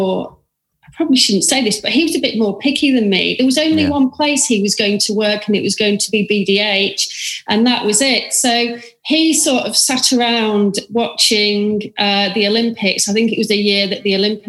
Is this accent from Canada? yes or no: no; Manchester, North West England, United Kingdom; moved away as an adult; also born or lived in Sydney, Australia